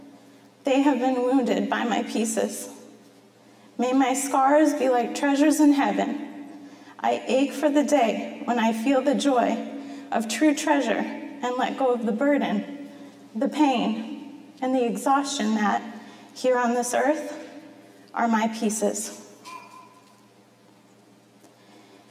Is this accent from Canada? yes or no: no; Masonville, Iowa, United States; now in Marion, United States; I grew up in Masonville in the country